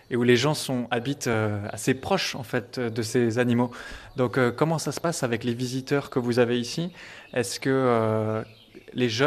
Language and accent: French; France; moi, par exemple, en tant que Français